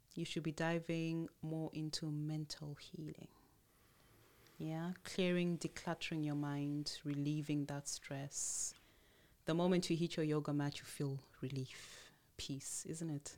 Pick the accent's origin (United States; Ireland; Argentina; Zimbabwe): Zimbabwe; also born or lived in Tanzania; my mom, having had that option, um, left Tanzania at the time and moved to Zimbabwe. And there she went into another Protestant church, a Pentecostal church. Okay, so we grew up more in the Pentecostal church.